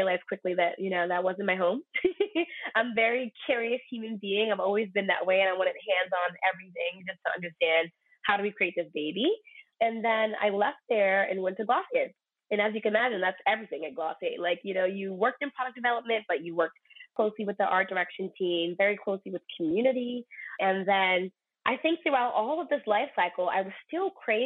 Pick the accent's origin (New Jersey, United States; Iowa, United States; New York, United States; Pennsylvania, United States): New York, United States; being from born and raised in New York